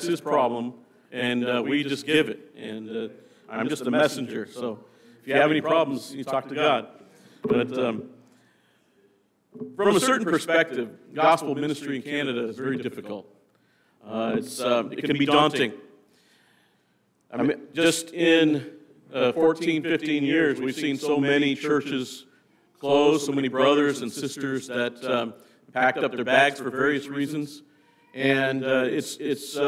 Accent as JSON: {"language": "English", "region": "Nebraska", "country": "United States", "moved": "yes", "said": "I came from Nebraska"}